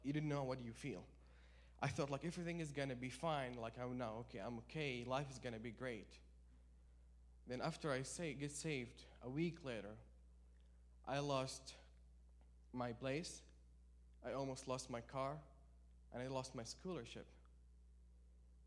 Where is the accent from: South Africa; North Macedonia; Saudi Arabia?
Saudi Arabia; moved away; I'm from Saudi Arabia, so I live like about 80 miles away from the desert